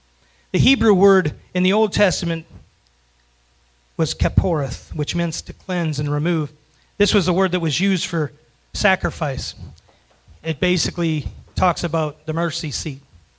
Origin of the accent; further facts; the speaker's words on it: Florida, United States; now in Kentucky, United States; I moved here from Florida. And in Florida, we don't have a whole lot of skunks.